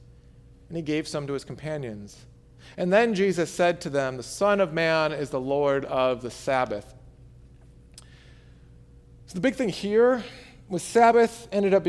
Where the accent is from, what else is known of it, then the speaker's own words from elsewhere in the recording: Michigan, United States; I am a Michigander, right? I'm from Michigan